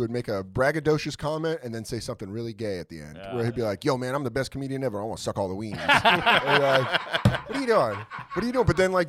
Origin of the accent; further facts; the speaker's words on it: Aurora, Colorado, United States; also born or lived in Connecticut / Marin County, California; I was born in Connecticut, grew up in Aurora